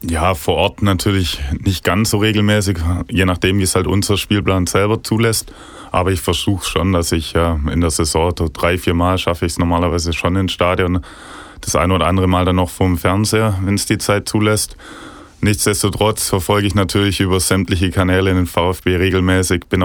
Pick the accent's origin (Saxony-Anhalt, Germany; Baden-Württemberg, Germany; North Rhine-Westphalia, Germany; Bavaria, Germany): Baden-Württemberg, Germany; Ostfildern; born there; ich bin in Ostfildern geboren